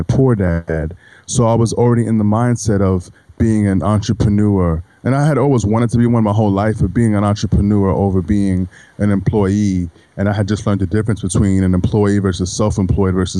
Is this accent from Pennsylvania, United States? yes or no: no; New York City, New York, United States; moved away as an adult; also born or lived in Auburn, Alabama / Pensacola, Florida; I'm really originally from New York City. I left New York City when I was 18 in order to join the Marine Corps